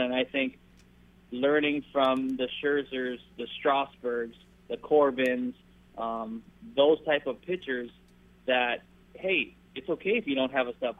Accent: Maui, Hawaii, United States; moved away as an adult; now in Southern California, United States; my hometown of uh, Maui, Hawaii

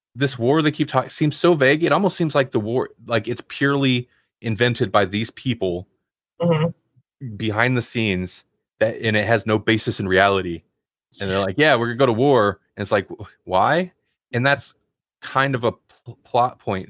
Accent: United States; I'm an American

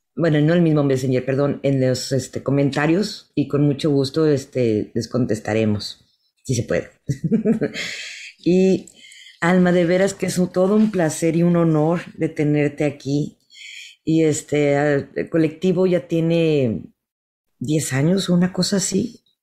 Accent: Mexico; now in United States; somos mexicanas y somos pintoras, mujeres

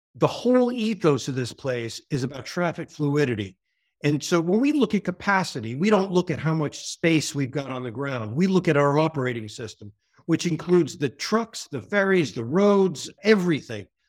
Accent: New York area, United States; accent: American; moved away as an adult; now in United Kingdom; you hear from my accent, I'm American from New York, the New York area. But I spent most of my adult life abroad and generally in the British Isles and the U K specifically

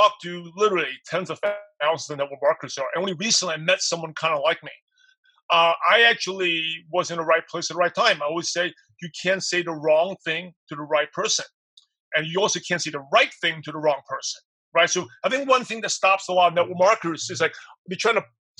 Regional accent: United States; I'm Asian, even though I'm American

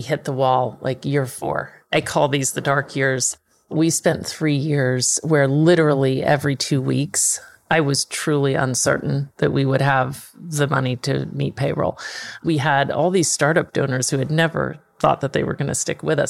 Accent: Dallas, Texas, United States; moved away; also born or lived in Manhattan; I'm from Dallas

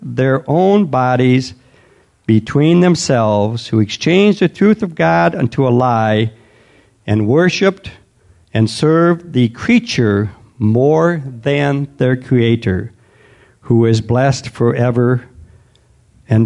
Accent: United States; we as an American culture

